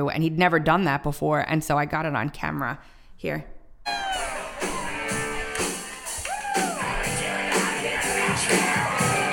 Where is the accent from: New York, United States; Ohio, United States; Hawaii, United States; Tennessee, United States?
New York, United States; Long Island; Growing up on Long Island